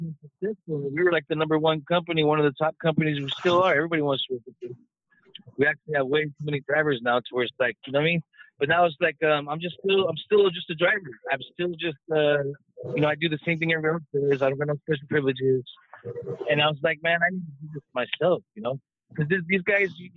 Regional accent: Los Angeles, California, United States; growing up in Hollywood

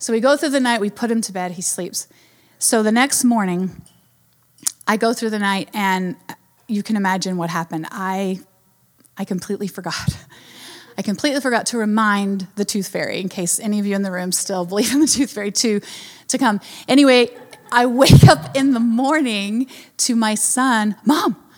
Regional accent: North Carolina, United States; I'm from North Carolina

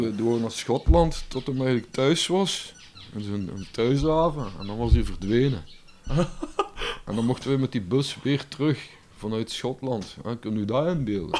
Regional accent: Limburg, Belgium; Als Limburger

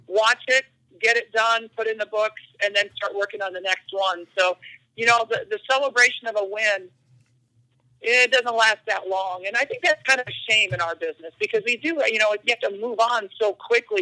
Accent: Iowa, United States; I grew up in Iowa

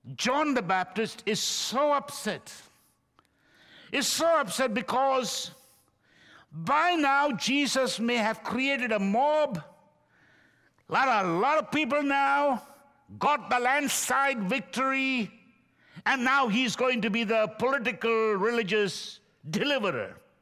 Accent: India; now in United States; I'm from India.

